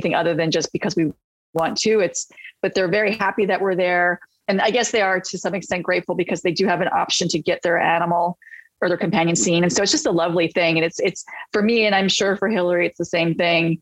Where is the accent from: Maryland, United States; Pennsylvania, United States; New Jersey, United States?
Maryland, United States; moved away; I'm from Maryland. So I'm an East Coaster.